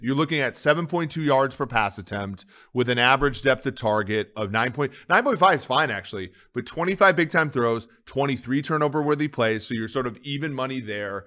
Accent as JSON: {"language": "English", "region": "Minnesota", "country": "United States", "tie": "born or raised there", "said": "growing up in Minnesota"}